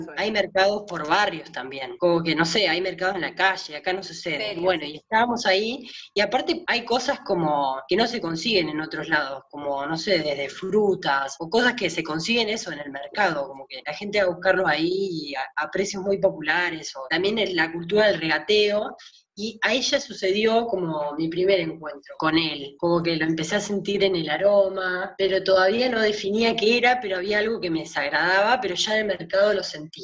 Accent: Pueblo Doyle, Buenos Aires Province, Argentina; moved away as an adult; now in Buenos Aires, Argentina

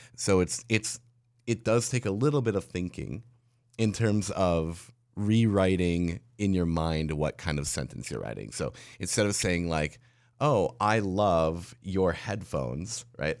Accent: La Crosse, Wisconsin, United States; I was a mobile DJ in La Crosse, Wisconsin, in my hometown

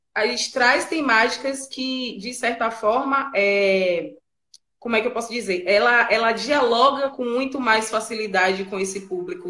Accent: Bahia, Brazil; A gente é baiano, né? E a gente é baiano, é preto

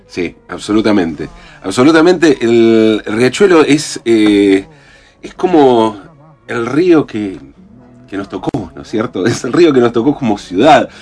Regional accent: Avellaneda, Buenos Aires Province, Argentina; Nacimos en Barracas al Sur. En Barracas al Sur. estamos en esa condición de que, viste, para los porteños no somos porteños

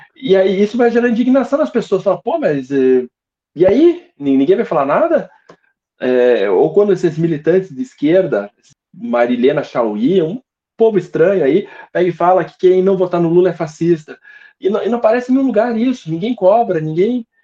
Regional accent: South Region, Brazil; aqui a gente é do Sul

